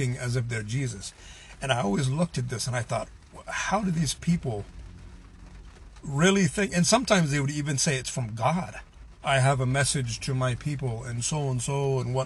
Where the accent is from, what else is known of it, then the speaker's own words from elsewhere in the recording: United States; I'm a white person, I'm an American